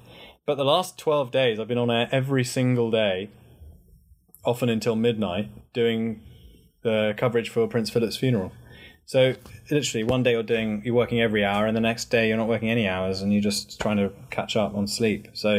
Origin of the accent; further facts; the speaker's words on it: United Kingdom; makes you feel very proud to be British. And then I can play up to that whole kind of, I'm your British correspondent